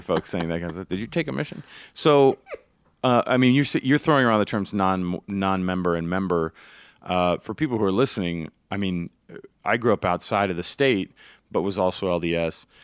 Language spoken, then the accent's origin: English; Grapevine, Texas, United States; now in Salt Lake County, United States; I grew up in the South and, and, uh, so we had a lot of Baptist friends